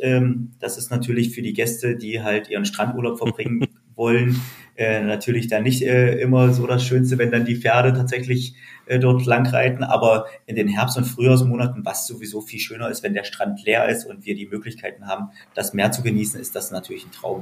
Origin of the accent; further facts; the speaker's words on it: near Lutherstadt Wittenberg, Saxony-Anhalt, Germany; now in Usedom, Germany; ich komme ursprünglich ähm, aus Sachsen-Anhalt, äh, aus der Nähe von Lutherstadt-Wittenberg